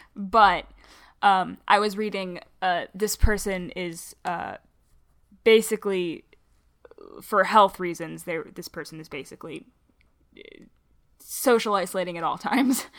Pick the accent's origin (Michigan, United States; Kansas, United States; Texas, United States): Michigan, United States; I'm a Michigander, and as a result, I have really hard R's